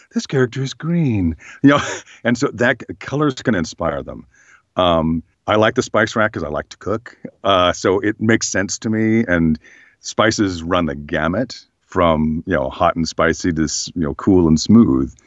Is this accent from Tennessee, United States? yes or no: no; Berkeley, California, United States; I grew up in Berkeley, California